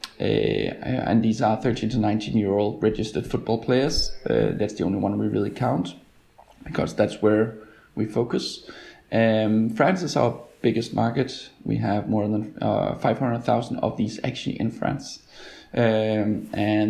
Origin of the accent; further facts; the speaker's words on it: Denmark; I'm from Denmark